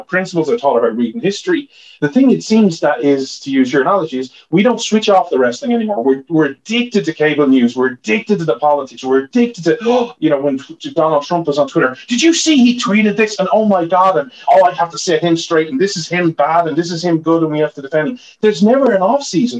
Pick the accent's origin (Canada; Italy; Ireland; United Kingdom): Ireland; now in United States; I'm Irish